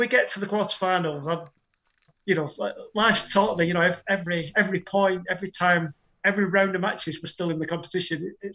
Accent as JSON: {"language": "English", "region": "England", "country": "United Kingdom", "said": "I'm English"}